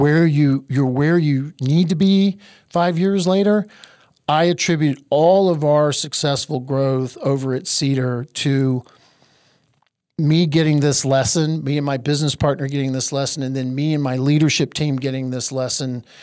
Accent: Eastern North Carolina, United States; I'm from Eastern North Carolina, where we make the best barbecue on the face of the earth.

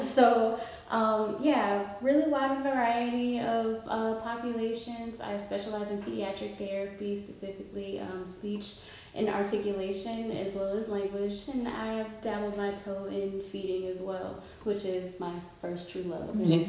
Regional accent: Macon, Georgia, United States; born and raised in Macon, Georgia.

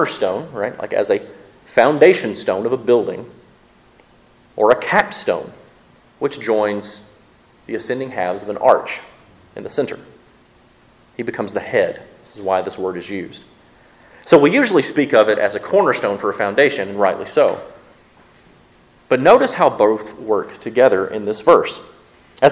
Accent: Mississippi, United States; accent: southern; I'm from Mississippi and we can't pronounce those words. But we try and our southern accent just comes through

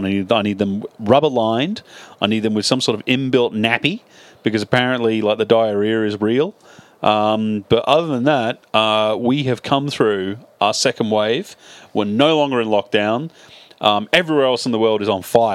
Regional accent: England, United Kingdom; I'm an Englishman

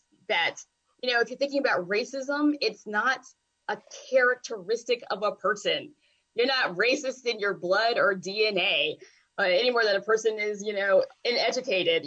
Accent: the South, United States; also born or lived in Virginia / North Carolina; being a Southerner

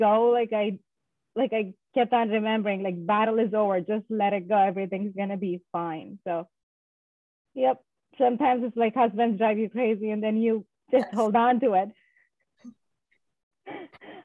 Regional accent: southern India, India; moved away as an adult; now in Boston, United States; Currently, I live in Boston, Massachusetts, but I'm originally from India, Southern India

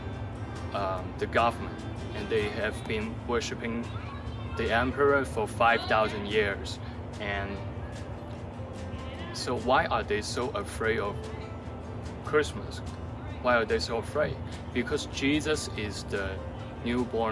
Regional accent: China; now in United States; I'm from China

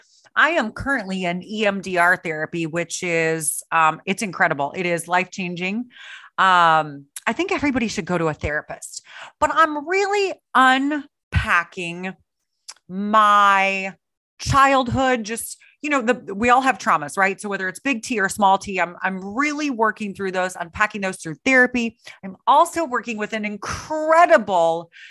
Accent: Sullivan, Missouri, United States; also born or lived in Houston, Missouri; I was born in a small town called Houston, Missouri, not Houston, Texas, which y'all are familiar with. Houston, Missouri, there's 500 people. Then I grew up in a little town called Sullivan, Missouri.

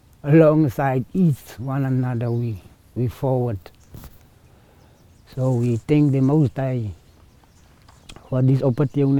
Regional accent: Citrusdal, Western Cape, South Africa; from Citrusdal. I'm a bushman.

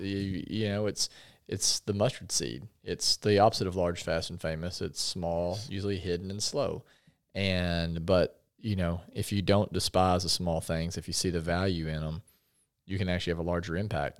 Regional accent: Paragould, Arkansas, United States; also born or lived in Conway; I grew up in Paragould

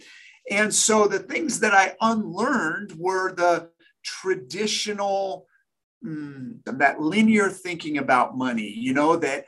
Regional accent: Sacramento, California, United States; I trained with the best players in the major leagues from my hometown in Sacramento

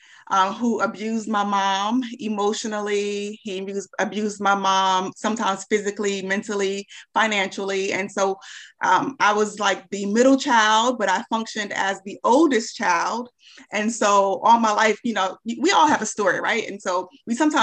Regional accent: Charlotte, North Carolina, United States; I'm from Charlotte

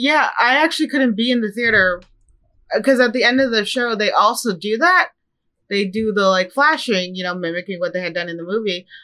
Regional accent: Midwest, United States; moved away; I'm from the Midwest

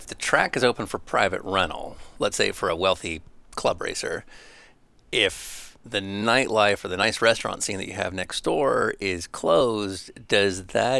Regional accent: San Francisco, California, United States; now in Los Angeles, United States; I live in Los Angeles. I grew up in San Francisco. California has always been my home state.

